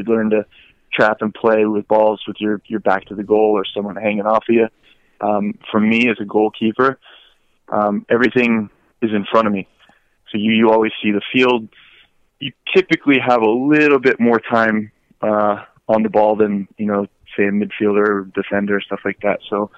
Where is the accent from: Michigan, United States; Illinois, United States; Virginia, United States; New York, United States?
Virginia, United States; also born or lived in Hawaii / Okinawa, Japan / Norfolk, Virginia / Southern California; So I was born in Hawaii. We lived in Okinawa, Japan for a short time. Went to Norfolk, Virginia, Southern California, and then I went to middle school and high school in Northern Virginia.